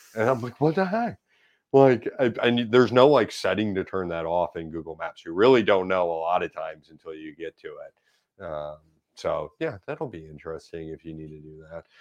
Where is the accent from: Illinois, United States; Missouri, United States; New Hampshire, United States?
Missouri, United States; St. Louis; I grew up in South Saint Louis in Dogtown